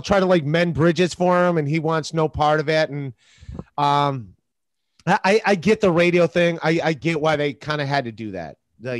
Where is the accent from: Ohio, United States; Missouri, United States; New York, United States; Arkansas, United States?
Ohio, United States; Cleveland; I'm from Cleveland.